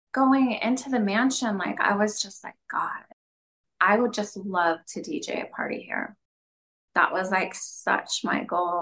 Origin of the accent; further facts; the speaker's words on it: Pelican, Alaska, United States; moved away; also born or lived in Dutch Harbor, Alaska / California; I grew up in Pelican.